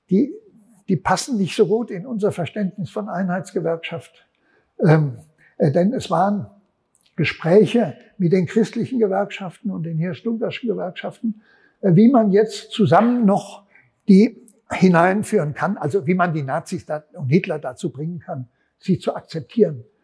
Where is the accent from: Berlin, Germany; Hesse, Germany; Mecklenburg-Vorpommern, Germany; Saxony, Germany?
Hesse, Germany; Frankfurt; Offenbach, ich komme aus Frankfurt, Offenbach war so einer auch.